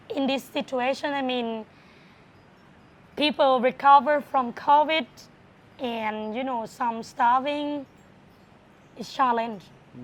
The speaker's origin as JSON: {"language": "English", "country": "Thailand", "second_language": "English", "moved": "as an adult", "lives_now": "Pattaya, Thailand", "said": "I'm from Pattimbuli province. Pattimbuli province is very close to Nakhon Ratchasima, or we call Korat."}